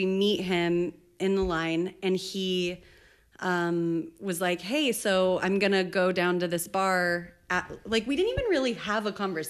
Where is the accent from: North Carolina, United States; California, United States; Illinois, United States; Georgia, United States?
California, United States; Northern; I'm from Northern California, which is 5 hours from San Francisco, but it's like tiny and isolated.